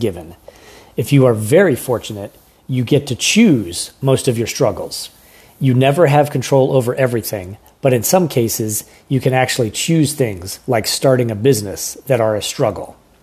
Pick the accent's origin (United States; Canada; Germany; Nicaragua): United States; rural Pennsylvania; moved away; I grew up on a small farm outside a small town in rural Pennsylvania.